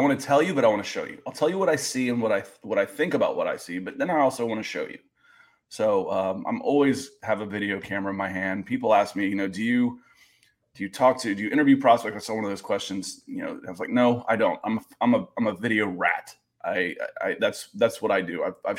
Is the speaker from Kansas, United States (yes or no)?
no; Ohio, United States; I was born in Ohio